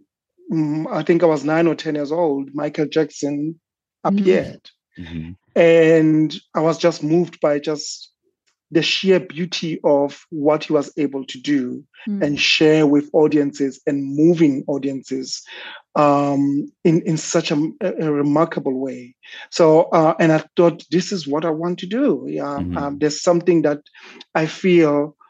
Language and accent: English; Soweto, Gauteng, South Africa; growing up in South Africa, particularly in the township of Soweto